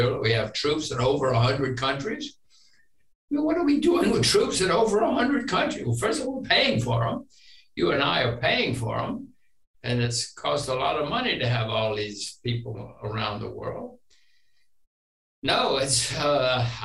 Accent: United States; I'm an American like you and my children are Americans

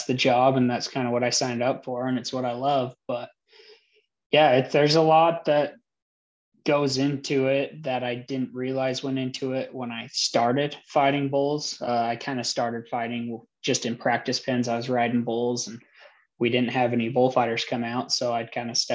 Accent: Mona, Utah, United States; also born or lived in Delta, Utah / Lehi, Utah; I grew up, I was born in Delta, Utah, but mainly grew up around Mona, Utah, moved around a bunch since then, ended up staying in Lehigh, Utah for a while

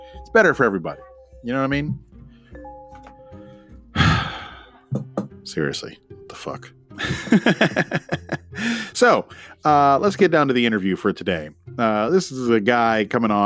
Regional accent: McAllen, Texas, United States; born and raised in McAllen, Texas

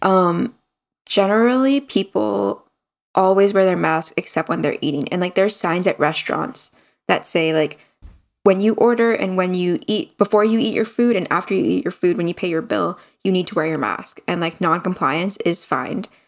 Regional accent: United States; moved away as an adult; now in South Korea; being an American

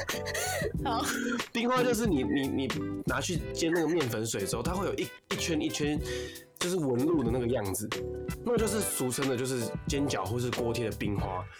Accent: Taipei, Taiwan; 从小到大，我，我们都在这边长大

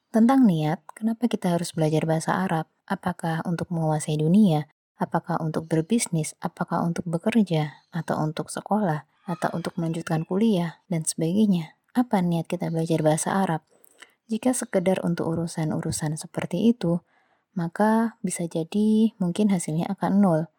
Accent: Java, Indonesia; Saya pernah merasakan belajar bahasa Jawa di pelajaran sekolah, tentu karena saya orang Jawa.

